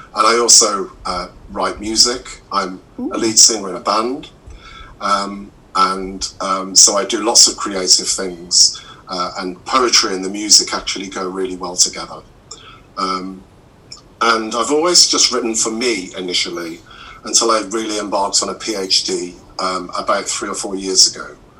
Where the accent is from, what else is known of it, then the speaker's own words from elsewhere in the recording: Midlands, United Kingdom; moved away as an adult; now in Cornwall, United Kingdom; I'm originally from the Midlands